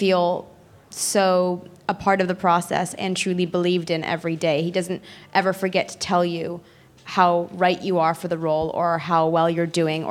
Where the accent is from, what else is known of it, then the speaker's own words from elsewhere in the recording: Guildford, South East England, United Kingdom; I'm from Guildford